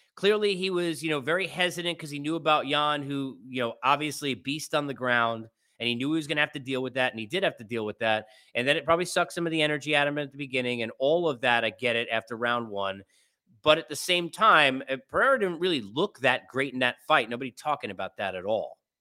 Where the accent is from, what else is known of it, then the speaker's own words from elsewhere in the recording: New York City, New York, United States; moved away; in the Big Apple, my hometown